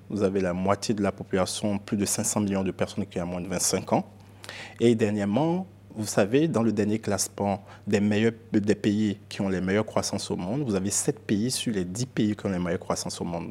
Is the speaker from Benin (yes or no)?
yes; Benin; moved away as an adult; also born or lived in United States; Je suis Yoruba, je suis béninois.